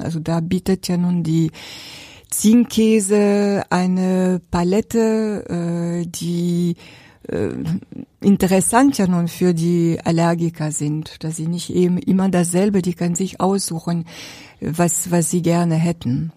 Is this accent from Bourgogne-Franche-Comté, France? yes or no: yes; Jura, Bourgogne-Franche-Comté, France; German is a second language; moved away as an adult; also born or lived in Paris, France / Berlin, Germany; now in Neubachenbruch, Germany; Bin auch Französin